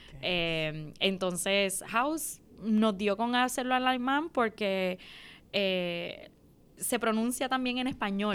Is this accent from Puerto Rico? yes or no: yes; Mayagüez, Puerto Rico; moved away as an adult; also born or lived in New York, United States; Yo me nací, soy nacida y criada en Mayagüez